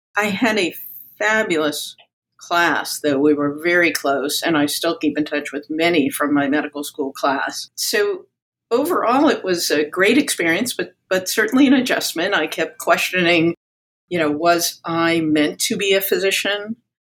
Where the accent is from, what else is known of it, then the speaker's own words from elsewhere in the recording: New York, United States; I was born in New York, a product of Greek immigrants, and grew up in a bilingual household